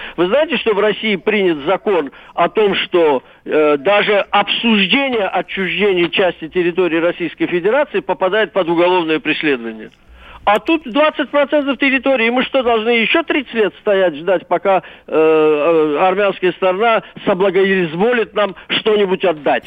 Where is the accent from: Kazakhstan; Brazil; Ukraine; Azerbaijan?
Azerbaijan; я, азербайджанец, мне семьдесят пять лет